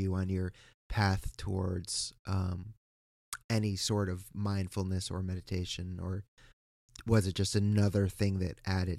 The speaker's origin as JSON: {"language": "English", "region": "East Coast", "country": "United States", "said": "I am from the East Coast, and we're watching this just travesty of justice happen."}